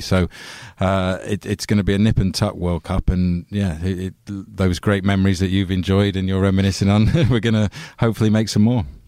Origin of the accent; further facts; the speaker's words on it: England, United Kingdom; as an Englishman